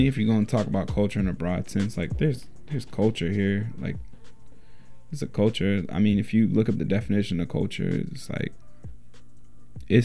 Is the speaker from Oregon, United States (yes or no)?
yes; Portland, Oregon, United States; when I was younger, like growing up in Northeast/North Portland